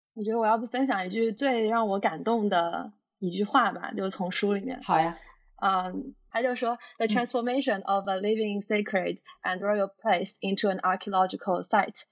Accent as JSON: {"language": "Chinese", "country": "China", "said": "我们都是中国人"}